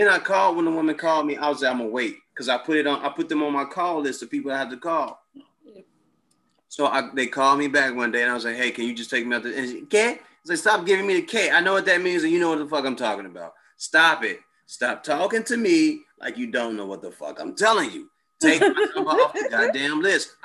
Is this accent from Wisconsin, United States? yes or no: no; Chicago, Illinois, United States; we're both from Chicago